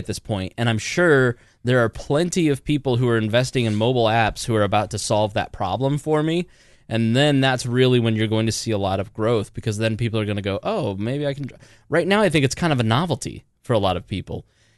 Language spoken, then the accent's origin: English; Indiana, United States; We're from Indiana.